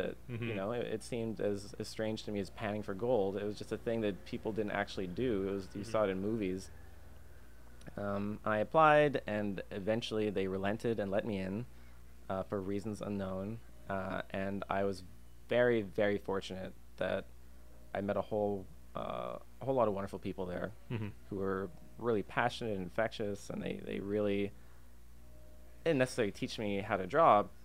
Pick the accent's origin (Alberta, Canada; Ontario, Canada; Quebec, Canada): Alberta, Canada; Calgary; moved away as an adult; also born or lived in Singapore / Indonesia / Malaysia; now in Vancouver, Canada; I was born in Singapore, and in my youth I lived in Indonesia and Malaysia on Borneo for a couple of years. But primarily I'm actually from Alberta. I spent about 27 years living in Calgary